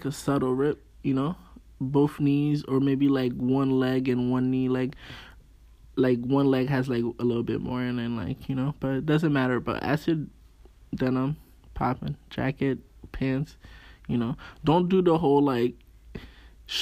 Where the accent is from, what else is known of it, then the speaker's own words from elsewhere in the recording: Haiti; accent: Haitian; I'm Haitian. My accent come out sometimes